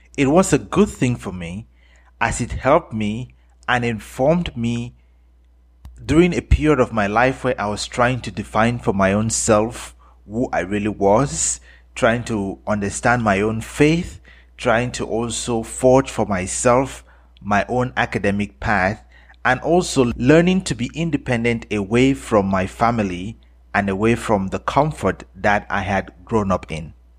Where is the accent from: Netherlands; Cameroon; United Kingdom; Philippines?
Cameroon; now in United States; I was born in Cameroon, and my parents are Cameroonians. I am Cameroonian